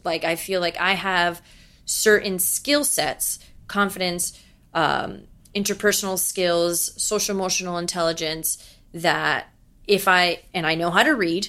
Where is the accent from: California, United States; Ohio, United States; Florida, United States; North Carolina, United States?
Florida, United States; Miami; moved away as an adult; now in New York City, United States; I was the Cuban from Miami who has so much of her home that she misses and she's gonna bring to New York City